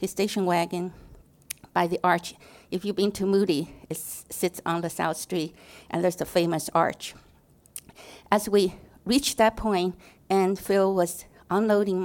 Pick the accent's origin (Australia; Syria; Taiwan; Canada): Taiwan; moved away; I was born and raised in Taiwan